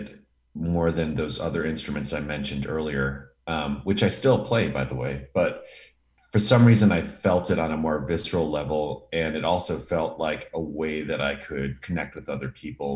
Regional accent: Milwaukee, Wisconsin, United States; now in Los Angeles, United States; I grew up in Milwaukee, Wisconsin

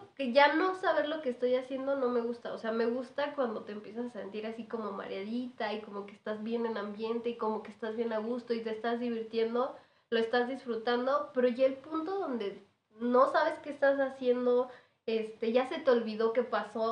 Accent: Michoacán, Mexico; moved away; also born or lived in Morelia; yo soy de Michoacán, me regresé a vivir a Morelia

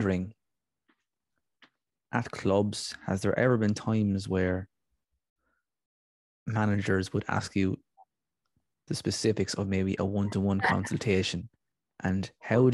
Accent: Ireland; I am an Irish man

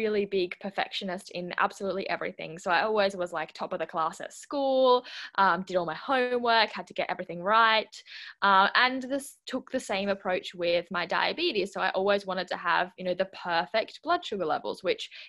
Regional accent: southwest of Western Australia, Australia; also born or lived in Switzerland; I live in the southwest of Western Australia, but I am originally Swiss, and I was born in Switzerland. We moved to Australia when I was 6 years old, and yeah, I've been living here ever since.

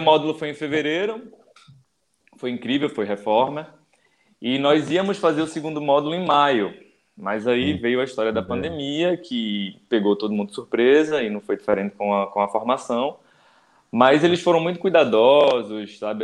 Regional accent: Recife, Pernambuco, Brazil; eu sou de Recife

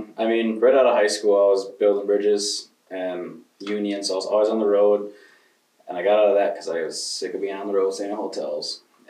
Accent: Grand Rapids, Michigan, United States; also born or lived in Neillsville, Wisconsin; now in Osseo, United States; I'm originally from Grand Rapids, Michigan.

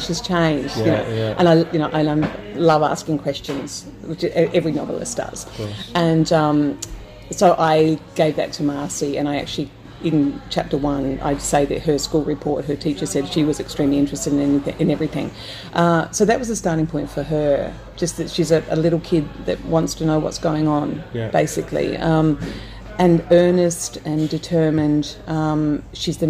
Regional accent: South Australia, Australia; I grew up in South Australia

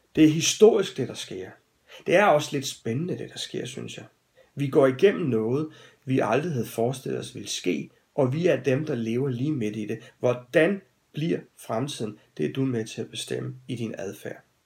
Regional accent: Denmark; som danskere

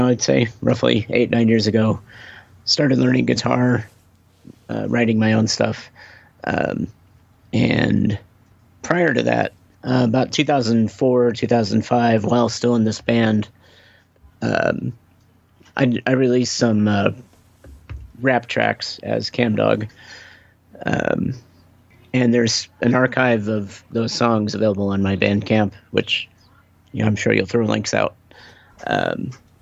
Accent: Kansas City, Missouri, United States; also born or lived in Chicago, Illinois; I've lived in Kansas City since 87

